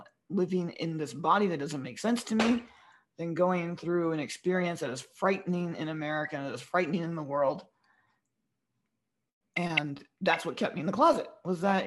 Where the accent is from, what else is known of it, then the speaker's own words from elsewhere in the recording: the South, United States; being half Filipino and growing up, especially in the South where I grew up